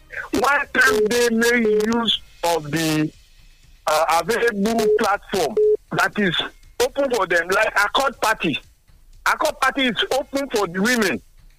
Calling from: Togo; I'm calling from Togo.

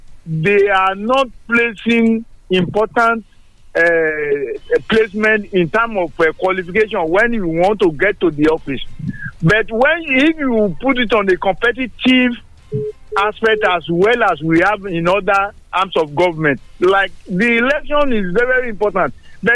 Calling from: Songo, Nigeria; Engineer Folabi, I'm calling from Songo.

